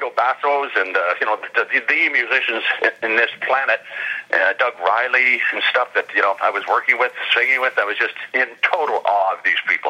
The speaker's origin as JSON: {"language": "English", "town": "Port Dover", "region": "Ontario", "country": "Canada", "tie": "born or raised there", "also_born_or_lived": "Dublin, Ireland / London, Ontario", "said": "In Port Dover, Ontario. I was born in Dublin, Ireland. I came over when I was very young, like 3 or 4 or something. And I grew up in a small town in Lake Erie"}